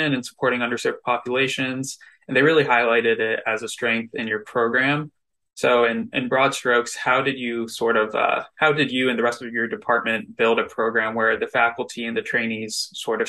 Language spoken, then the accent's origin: English; Cincinnati, Ohio, United States; I'm from Cincinnati, and so I've driven to and from Kentucky a lot growing up.